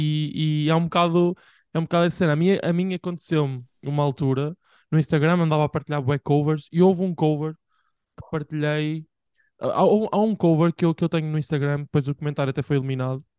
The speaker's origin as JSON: {"language": "Portuguese", "town": "Bragança", "region": "Bragança District", "country": "Portugal", "tie": "born or raised there", "moved": "yes", "said": "em Bragança, tipo, a minha terra"}